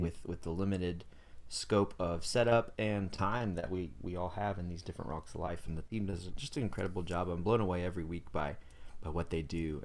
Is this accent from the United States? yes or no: yes; Greenville, North Carolina, United States; I grew up in Greenville, North Carolina.